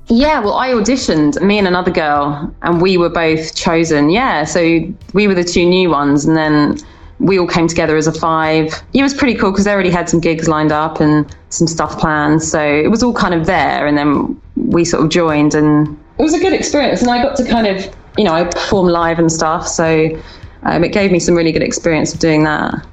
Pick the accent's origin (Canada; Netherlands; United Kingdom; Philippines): United Kingdom; I guess it was easier being British